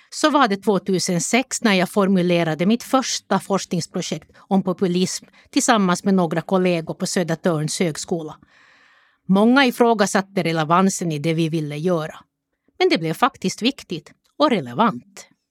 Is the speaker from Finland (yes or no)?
yes; Jakobstad, Ostrobothnia, Finland; Jag växte upp i Jakobstad under 1960 och 1970-talet.